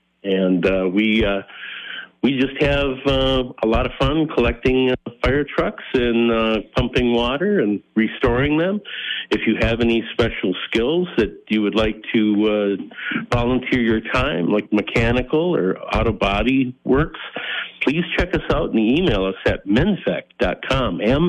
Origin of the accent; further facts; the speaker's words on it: Northfield, Minnesota, United States; I'm from Northfield.